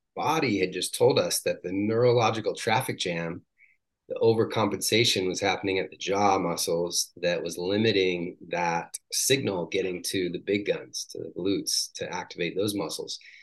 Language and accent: English; Washington, United States; moved away as an adult; also born or lived in San Diego; I grew up in Washington State